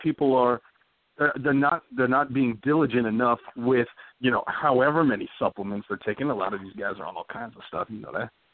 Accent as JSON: {"language": "English", "region": "Texas", "country": "United States", "said": "I'm from Texas"}